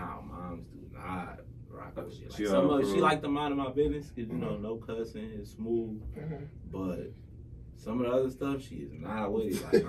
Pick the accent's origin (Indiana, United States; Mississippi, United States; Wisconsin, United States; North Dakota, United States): Wisconsin, United States; Milwaukee; I'm from Milwaukee, Wisconsin, born on the north side.